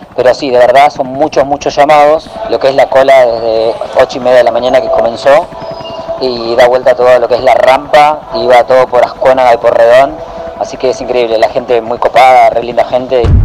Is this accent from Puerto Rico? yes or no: yes; Puerto Rico; como boricua